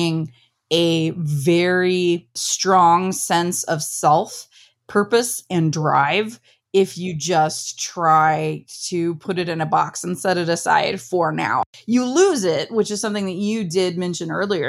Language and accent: English; Ohio, United States; We're a very Midwestern family. I'm from Ohio. I grew up on a farm.